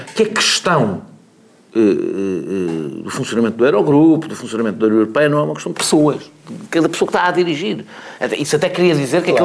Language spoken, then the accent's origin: Portuguese; Portugal; enquanto português